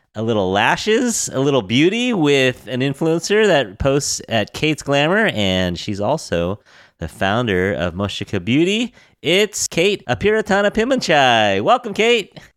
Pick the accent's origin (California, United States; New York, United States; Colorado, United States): California, United States; we're from California